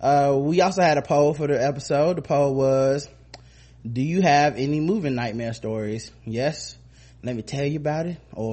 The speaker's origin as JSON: {"language": "English", "town": "Cleveland", "region": "Ohio", "country": "United States", "tie": "born or raised there", "said": "I was born and raised in Cleveland, and the fact that they decided to do the RNC here pissed me and the whole city off."}